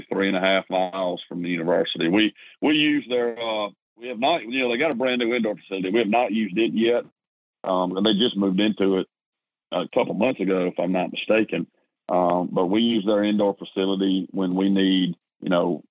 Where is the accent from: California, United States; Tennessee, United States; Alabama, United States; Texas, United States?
Alabama, United States; East Brewton; moved away as an adult; now in Auburn, United States; I'm originally from East Bruton, Alabama. Probably none of your listeners know where that is. It's in South Alabama. Graduated from W.S. Neal High School down there